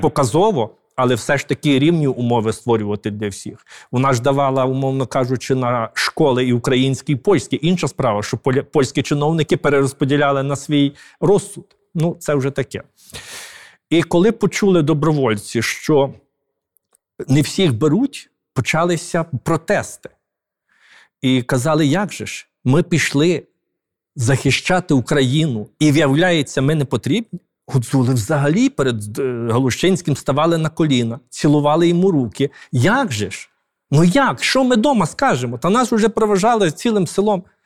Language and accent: Ukrainian; Galicia, Ukraine; ми галичани